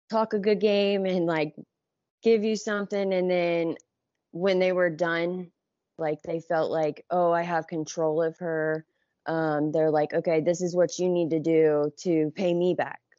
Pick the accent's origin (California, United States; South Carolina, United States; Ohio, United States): Ohio, United States; Johnstown; I grew up in Johnstown, which is like 40, 40 minutes from downtown Columbus.